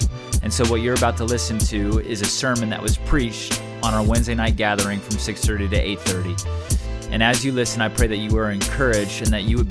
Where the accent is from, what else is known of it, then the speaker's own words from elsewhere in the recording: Southern California, United States; now in Illinois, United States; I'm from Southern California